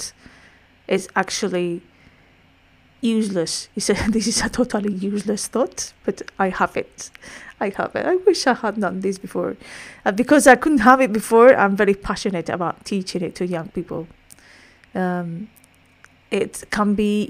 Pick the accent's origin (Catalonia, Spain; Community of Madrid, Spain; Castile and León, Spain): Community of Madrid, Spain; Madrid; accent: Spanish; English is a second language; I'm Spanish, in case you hadn't picked up my accent up to now